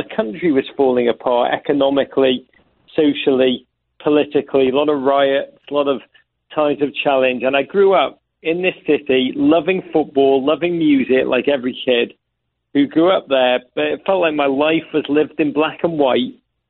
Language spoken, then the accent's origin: English; Liverpool, North West England, United Kingdom; now in United States; But I am a born and bred in Liverpool gentleman.